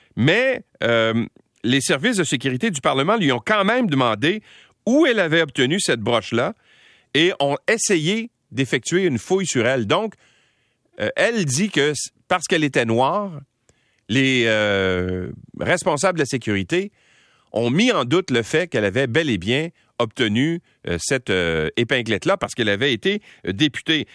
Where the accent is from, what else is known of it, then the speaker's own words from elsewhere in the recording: Quebec, Canada; chez nous au Québec